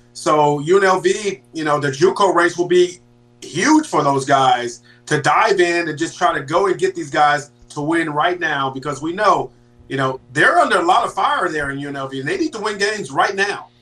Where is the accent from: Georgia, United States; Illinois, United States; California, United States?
California, United States; I'm from Cali